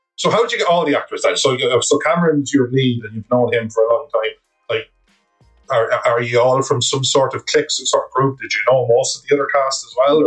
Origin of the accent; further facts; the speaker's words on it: Ireland; as an Irishman myself